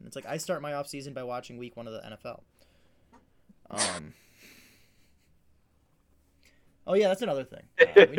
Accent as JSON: {"language": "English", "country": "United States", "said": "I'm American"}